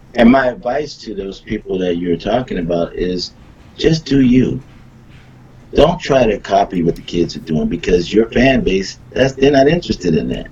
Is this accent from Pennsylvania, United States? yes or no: yes; Philadelphia, Pennsylvania, United States; moved away; I'm from Philly